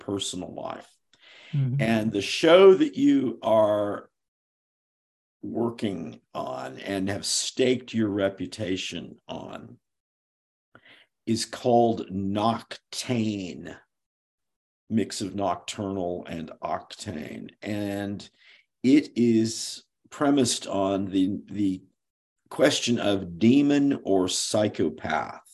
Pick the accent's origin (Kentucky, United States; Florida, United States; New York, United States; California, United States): California, United States; San Francisco Bay Area; moved away; also born or lived in Hollywood / Pasadena / New England; I'm from the Bay Area